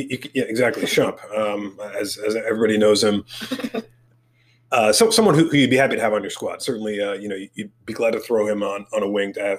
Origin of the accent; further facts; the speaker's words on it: New York City, New York, United States; when I was growing up in New York.